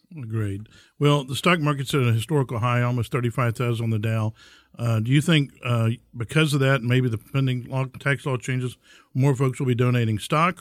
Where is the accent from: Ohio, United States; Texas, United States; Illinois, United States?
Texas, United States; Houston; my hometown